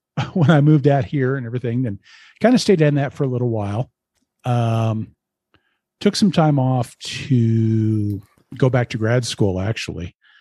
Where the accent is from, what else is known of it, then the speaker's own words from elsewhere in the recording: Lincoln, Nebraska, United States; moved away as an adult; now in Colorado, United States; I grew up in Lincoln, Nebraska